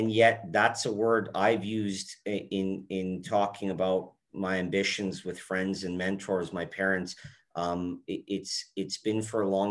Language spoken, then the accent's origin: English; Edmonton, Alberta, Canada; also born or lived in Calgary; I think when I was around four, we moved to Edmonton, and that's where I ended up growing up for most of my life.